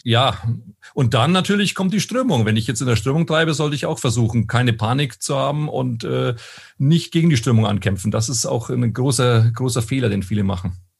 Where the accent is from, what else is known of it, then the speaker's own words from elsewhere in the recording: Münchberg, Bavaria, Germany; moved away as an adult; now in Koblenz, Germany; gebürtig komme ich aus einer kleinen Stadt im Fichtelgebirge in Oberfranken, mhm. aus Münchberg